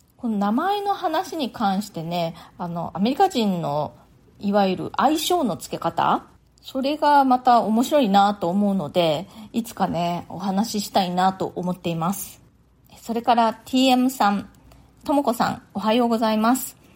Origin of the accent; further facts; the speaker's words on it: Japan; moved away as an adult; now in New York, United States; ずっと日本で生まれ育ってきて